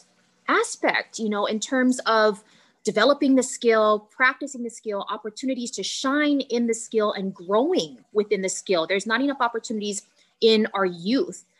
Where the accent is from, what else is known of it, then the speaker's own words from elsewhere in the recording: Kaneohe, Hawaii, United States; I grew up in Kaneohe, born and raised in Kaneohe.